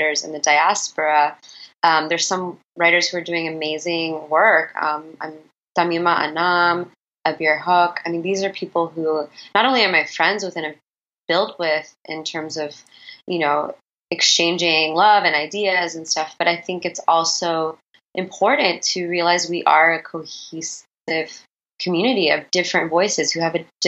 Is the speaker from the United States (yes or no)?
yes; New York, United States; also born or lived in Illinois / Alabama / Texas / Missouri; I grew up in a suburb outside of the city, and the city was where my family went and to visit their other family.